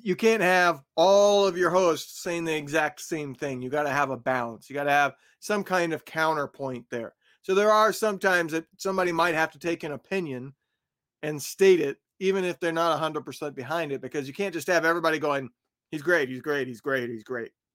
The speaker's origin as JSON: {"language": "English", "region": "Indiana", "country": "United States", "tie": "born or raised there", "said": "I grew up in Indiana"}